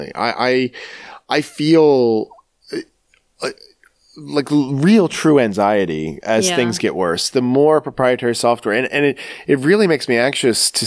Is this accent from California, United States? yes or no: no; Baltimore, Maryland, United States; I'm almost from the South because I'm from Baltimore, Maryland